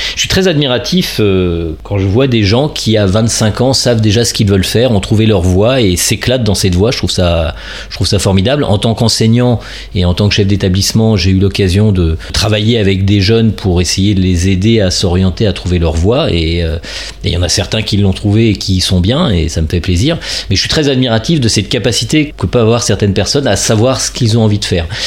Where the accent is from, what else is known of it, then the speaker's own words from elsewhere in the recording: Gennevilliers, Île-de-France, France; now in Paris, France; j'ai grandi dans les Hauts-de-Seine